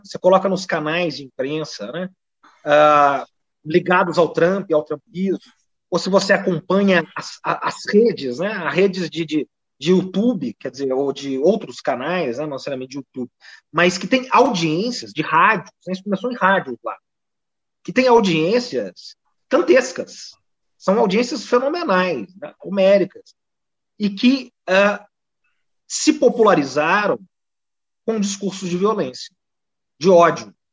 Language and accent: Portuguese; Poços de Caldas, Minas Gerais, Brazil; moved away; also born or lived in São Paulo; eu sou mineiro